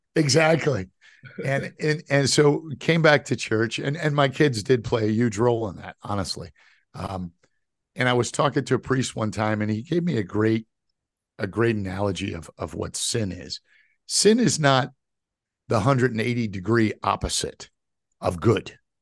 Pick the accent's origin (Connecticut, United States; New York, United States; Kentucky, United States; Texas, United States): New York, United States; New York City; my kind of younger years when I grew up in New York City